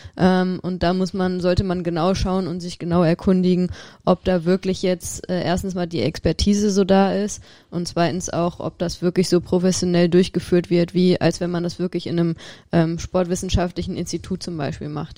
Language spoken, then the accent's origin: German; Rhineland, Germany; Ich als Rheinländerin